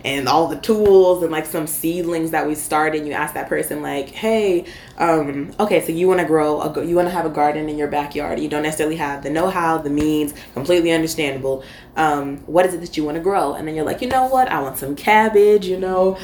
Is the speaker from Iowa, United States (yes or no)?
no; Michigan, United States; moved away as an adult; also born or lived in Florida; I am from Michigan.